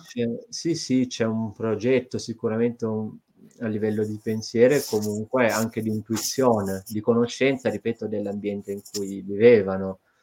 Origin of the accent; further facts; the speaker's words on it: province of Brindisi, Apulia, Italy; moved away as an adult; now in Bologna, Italy; io sia nato in una zona dove eh, di verde magari ce n'è ma non così tanto se cioè non parliamo di foreste, ecco, quindi una zona della provincia di Brindisi mm, nel, nello specifico